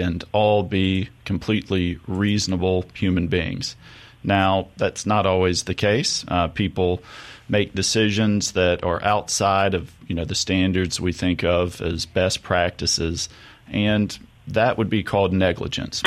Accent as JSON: {"language": "English", "region": "Mississippi", "country": "United States", "tie": "born or raised there", "said": "I'm born and raised in Mississippi."}